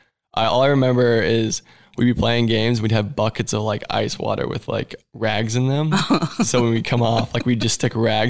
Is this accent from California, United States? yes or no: no; Columbus, Ohio, United States; born there; Well, I knew I was an Ohio State fan because I was born in Columbus.